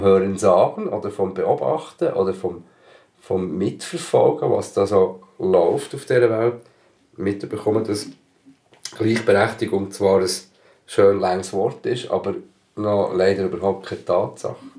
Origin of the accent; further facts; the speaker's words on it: Switzerland; Geboren in der Schweiz, aufgewachsen in der Schweiz